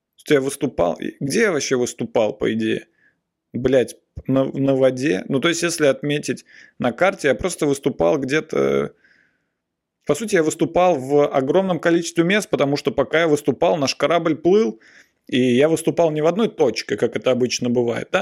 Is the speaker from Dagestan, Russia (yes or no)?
no; Nizhny Novgorod, Nizhny Novgorod Oblast, Russia; now in Moscow, Russia; я ездил в детстве, в, например, с родителями, я ездил из Нижнего Новгорода